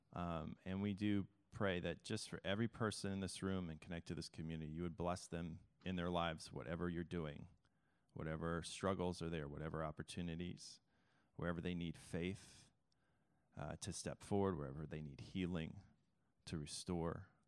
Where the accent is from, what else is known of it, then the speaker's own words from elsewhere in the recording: Mount Vernon, Illinois, United States; also born or lived in Chicago, Illinois; now in Philadelphia, United States; I started in small town Illinois in a town called Mount Vernon, the Mount Vernon Rams